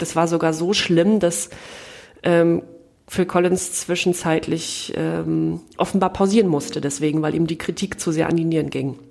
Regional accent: East Germany, Germany; als Ostdeutsche

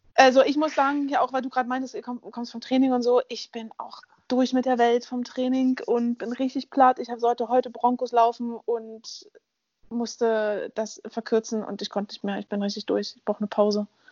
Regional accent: Berlin, Germany; Ich bin in Berlin aufgewachsen

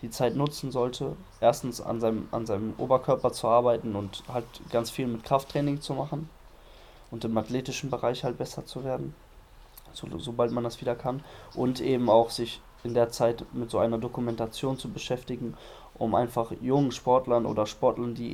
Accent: Düsseldorf, North Rhine-Westphalia, Germany; nach Düsseldorf fahre, in meine Heimatstadt

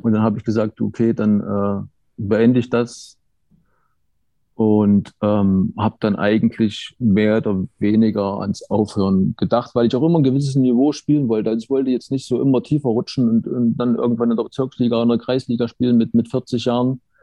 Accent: Erfurt, Thuringia, Germany; also born or lived in Jena; damals war halt Erfurt mehr der Bezugspunkt als kleiner, als kleines Kind, sieben, acht, neun Jahre

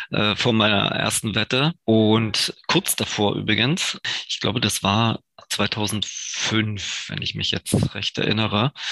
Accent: near Görlitz, Saxony, Germany; also born or lived in Dresden / Munich; komme ja ursprünglich äh, aus der Nähe von Görlitz, wo ich geboren bin.

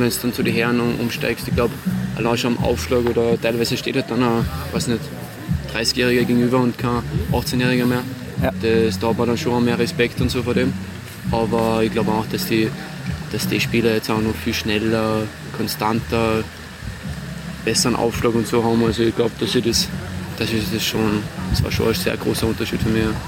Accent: Salzburg, Austria; in Salzburg, in meiner Heimat

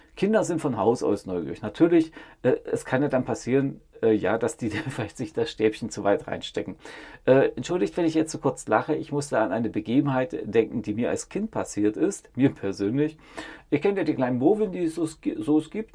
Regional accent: East Germany, Germany; Ich bin in der DDR aufgewachsen

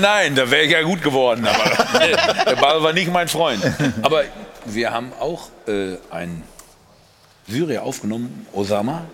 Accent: Ruhr area, North Rhine-Westphalia, Germany; Jungs, ich komme aus dem Pott

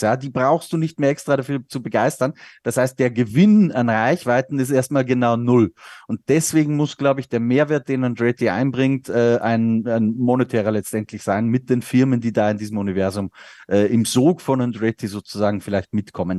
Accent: Austria; der Österreich Grand Prix in meiner Heimat

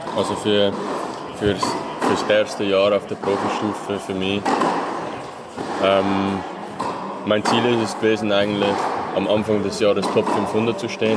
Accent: Möhlin, Aargau, Switzerland; born or raised there

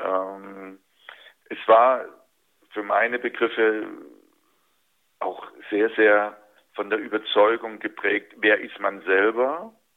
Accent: Dresden, Saxony, Germany; moved away; Dresden natürlich immer wieder Bezugspunkt äh, für mich war. Das ist äh, bis heute meine Heimat

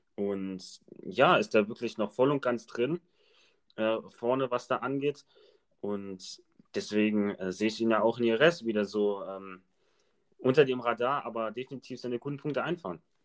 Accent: Germany; als Deutsche

